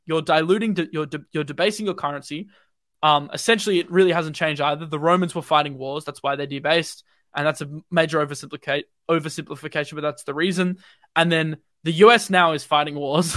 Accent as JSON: {"language": "English", "country": "Australia", "said": "I'm Australian, I'm not U S"}